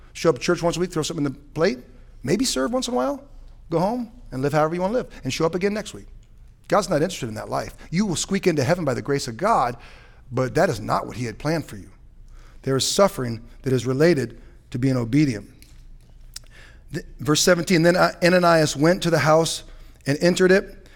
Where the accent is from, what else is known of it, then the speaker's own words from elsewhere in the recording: San Francisco, California, United States; also born or lived in Ohio; now in Surprise, United States; I was born in San Francisco